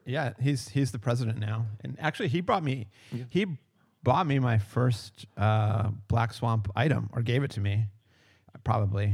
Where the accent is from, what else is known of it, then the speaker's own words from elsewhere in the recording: McKees Rocks, Pennsylvania, United States; I'm originally from uh, Pittsburgh, Pennsylvania, and technic- even more technically, oh, okay. McKees Rocks, Pennsylvania